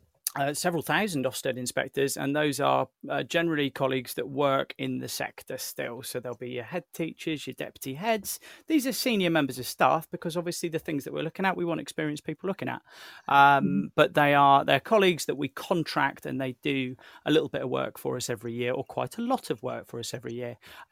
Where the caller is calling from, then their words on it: New Forest, South East England, United Kingdom; And I'm dialing in from the New Forest today where it is sweltering.